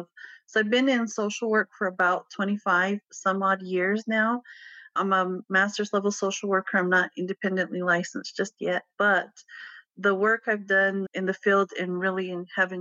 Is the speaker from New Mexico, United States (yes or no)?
yes; Pueblo of Acoma, New Mexico, United States; I grew up in the Pueblo of Acoma